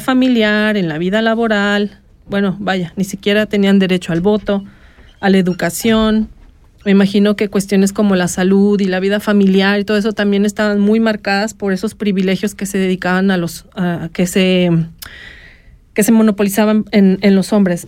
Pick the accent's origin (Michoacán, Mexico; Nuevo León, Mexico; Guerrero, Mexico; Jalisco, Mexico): Jalisco, Mexico; Guadalajara; now in Switzerland; en la ciudad de Guadalajara, mi tierra natal